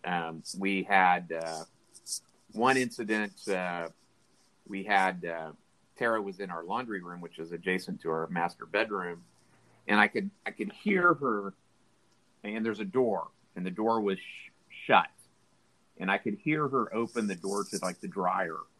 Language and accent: English; Tulsa, Oklahoma, United States; I grew up in Midtown Tulsa.